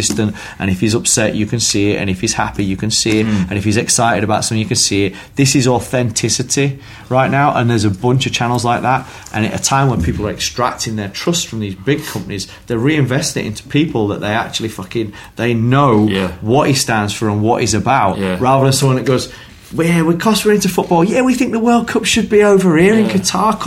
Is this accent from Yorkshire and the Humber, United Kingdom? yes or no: yes; Yorkshire and the Humber, United Kingdom; I'm from Yorkshire